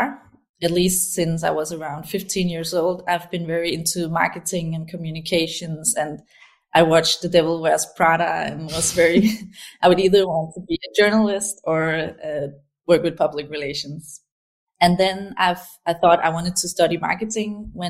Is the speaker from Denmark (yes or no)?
yes; Aarhus, Central Denmark Region, Denmark; I grew up in a city called Aarhus in Denmark. It's the second biggest city here